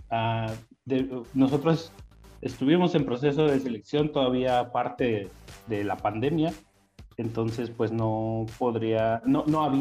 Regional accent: Toluca, State of Mexico, Mexico; soy de Toluca, Estado de México.

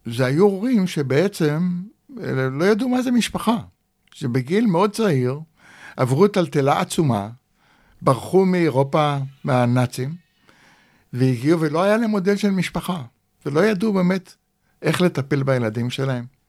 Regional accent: Rishpon, Central District, Israel; also born or lived in Kibbutz Shefayim; נולדתי בקיבוץ שפיים, ואחרי הפילוג הגדול, בשנת uh, אה, 50, ההורים עזבו את הקיבוץ ועברו לרשפון המושב

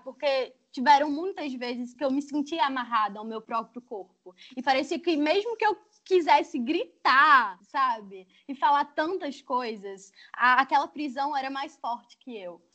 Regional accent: Arapiraca, Alagoas, Brazil; moved away as an adult; now in Rio de Janeiro, Brazil; eu sou alagoana, nasci em Arapiraca, Estou no Rio há seis anos

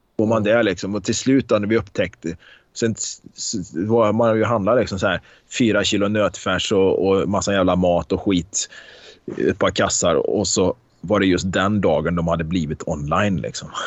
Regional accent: Karlstad, Värmland, Sweden; på Konsum hemma i Karlstad

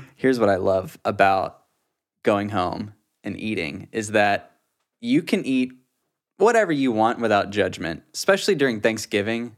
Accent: Beaumont, Texas, United States; moved away; I went back to my hometown, visited the parents

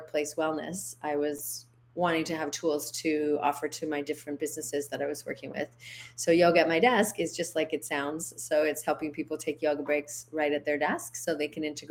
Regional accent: Canada; moved away as an adult; also born or lived in United States / Big Island, Hawaii; now in Hawaii, United States; I'm originally from Canada

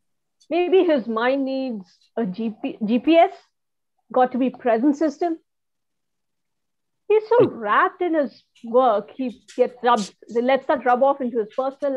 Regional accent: India; now in New Jersey, United States; I'm Indian

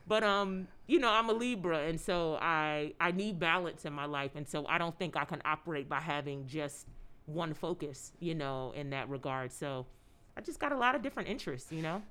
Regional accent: Philadelphia, Pennsylvania, United States; I grew up in Philadelphia

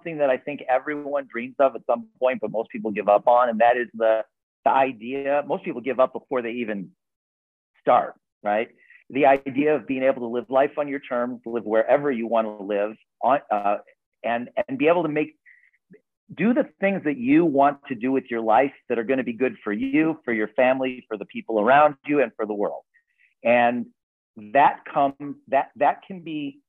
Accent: Park Forest, Illinois, United States; I grew up in a lower middle income family in the south suburbs of Chicago

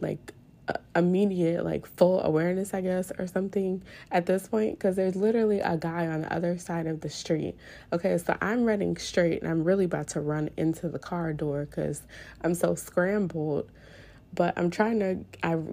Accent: New Orleans, Louisiana, United States; born and raised in New Orleans

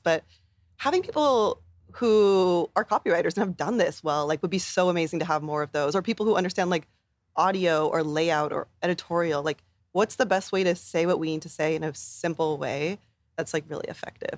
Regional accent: Bay Area, California, United States; growing up in the Bay Area

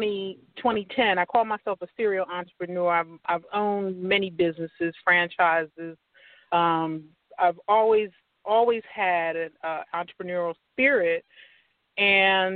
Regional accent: New Jersey, United States; moved away as an adult; now in Atlanta, United States; I'm originally from New Jersey

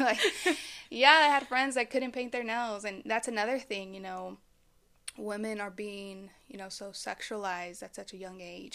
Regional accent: Dallas, Texas, United States; I am from the Dallas, Fort Worth area.

